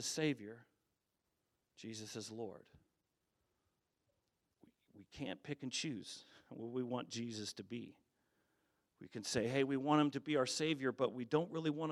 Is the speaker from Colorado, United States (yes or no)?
yes; Colorado, United States; I grew up in Colorado